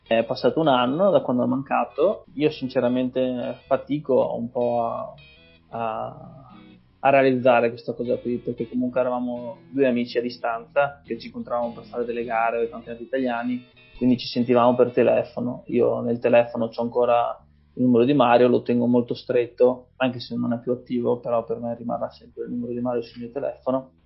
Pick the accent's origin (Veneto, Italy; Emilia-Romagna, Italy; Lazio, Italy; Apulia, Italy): Veneto, Italy; Cesiomaggiore; also born or lived in Feltre / Pavia; sono cresciuto a Cisio Maggiore, ho fatto le scuole elementari a Cesu Maggiore